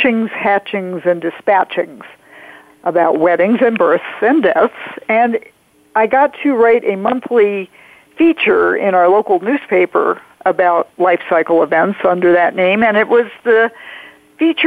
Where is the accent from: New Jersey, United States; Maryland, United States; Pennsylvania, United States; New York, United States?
Maryland, United States; Silver Spring; I grew up in the Washington, D.C. area, in Maryland, Silver Spring, Maryland